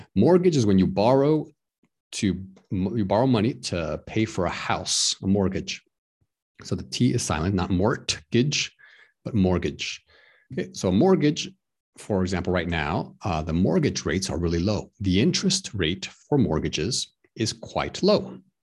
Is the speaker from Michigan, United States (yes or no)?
no; Texas, United States; now in Prague, Czech Republic; I'm from the United States of America. I'm from Texas